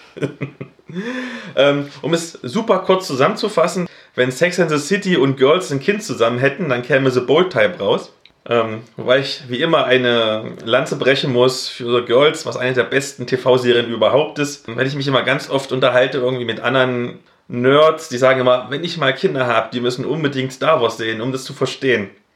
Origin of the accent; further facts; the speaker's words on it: East Germany, Germany; Als Ossi